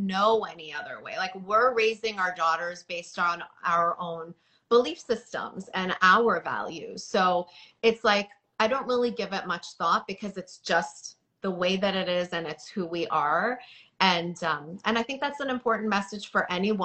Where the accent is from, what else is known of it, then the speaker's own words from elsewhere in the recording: Toronto, Ontario, Canada; moved away as an adult; now in New York, United States; I was raised in Toronto where it was very diverse